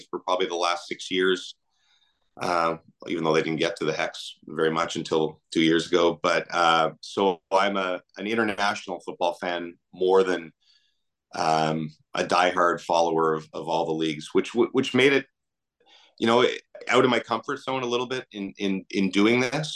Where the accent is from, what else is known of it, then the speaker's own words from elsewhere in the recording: Canada; as a Canadian